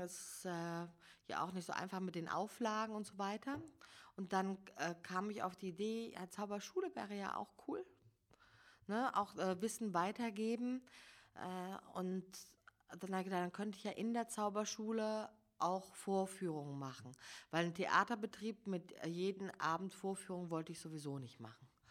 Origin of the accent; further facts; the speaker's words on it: Giessen, Hesse, Germany; accent: Hessian; moved away as an adult; also born or lived in Hamburg; ich komme ursprünglich aus Hessen, also in Gießen bin ich aufgewachsen